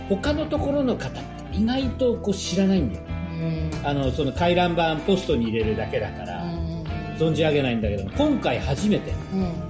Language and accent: Japanese; Tokyo, Japan; 僕はもう本当に東京で生まれて育った